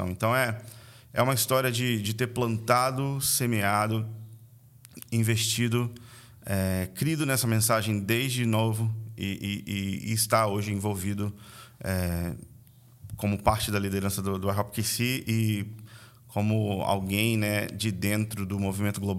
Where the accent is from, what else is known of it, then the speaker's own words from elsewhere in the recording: Vitória, Espírito Santo, Brazil; Cara, eu sou capixaba, né? nascido e criado em Vitória, no Espírito Santo.